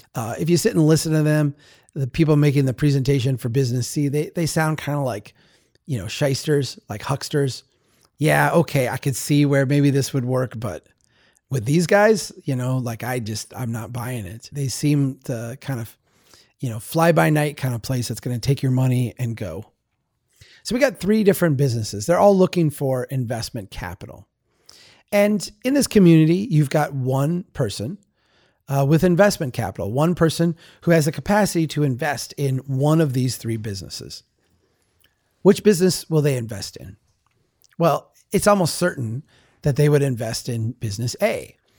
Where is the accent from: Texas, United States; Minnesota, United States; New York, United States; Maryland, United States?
Minnesota, United States; Baxter; also born or lived in Brainerd, Minnesota; I live in Brainerd today. I grew up in Baxter